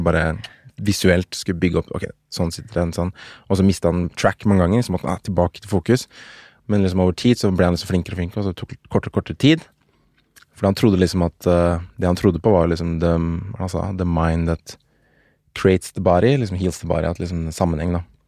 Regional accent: Oslo, Norway; Jeg er fra Oslo

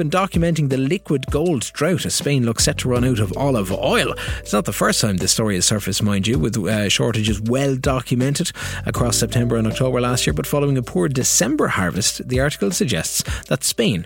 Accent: Kilkenny, Leinster, Ireland; my hometown in Kilkenny

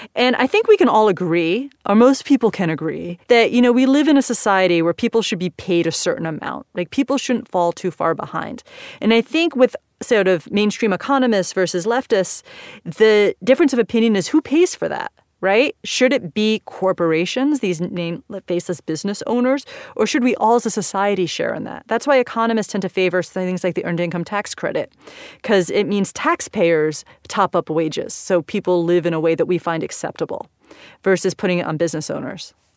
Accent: United States; I'm American

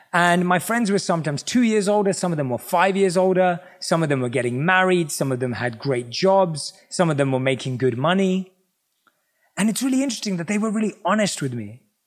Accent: London, United Kingdom; born or raised there

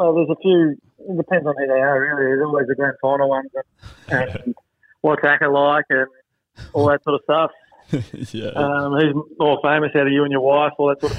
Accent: Stawell, Victoria, Australia; also born or lived in Warracknabeal, Victoria; Little country town down in country Victoria. I was born and bred in Witchyproof. Jeez, that's a tough one to say. Yeah, it is. Yeah, and spell. And grew up mainly in Stawell, home of the Stawell Gifts.

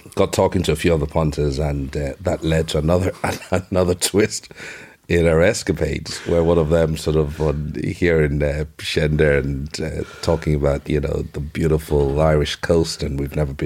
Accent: Nigeria; now in Ireland; I remember growing up in Nigeria

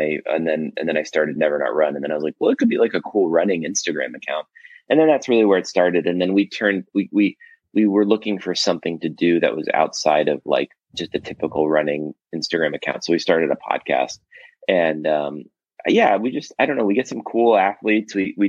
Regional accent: Los Angeles, California, United States; also born or lived in Toronto, Canada; I grew up in Los Angeles. I was born in Toronto, but I've been in LA since I was like a little kid, like two.

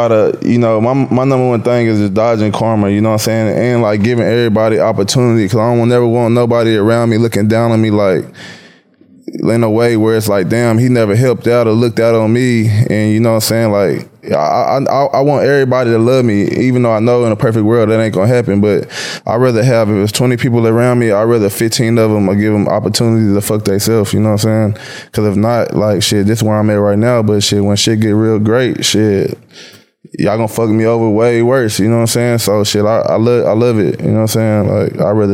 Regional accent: Waco, Texas, United States; I'm originally from Waco, Texas, like an hour and a half outside of Dallas-Fort Worth area

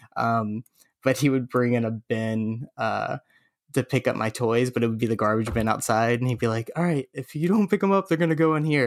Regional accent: Florida, United States; now in Los Angeles, United States; I grew up in Florida

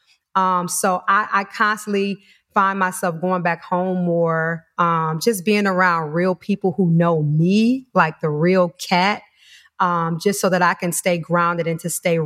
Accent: Detroit, Michigan, United States; moved away; I'm originally from Detroit.

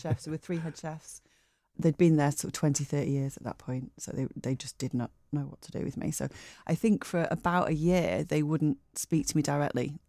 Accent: Bury, North West England, United Kingdom; moved away as an adult; also born or lived in Lake District / United States / Bray; now in Manchester, United Kingdom; I was born in Bury, uh, Fairfield Hospital, and grew up, I lived in Bury till I was, um, well, till I was eighteen

